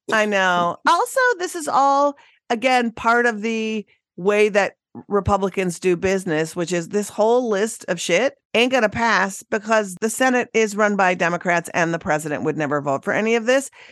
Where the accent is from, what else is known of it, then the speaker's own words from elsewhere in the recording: Minnesota, United States; moved away; My home state of Minnesota